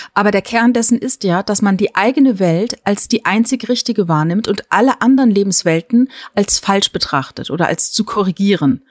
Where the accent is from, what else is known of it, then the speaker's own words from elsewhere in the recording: Palatinate Forest, Rhineland-Palatinate, Germany; Ich bin ja im Pfälzer Wald äh, groß geworden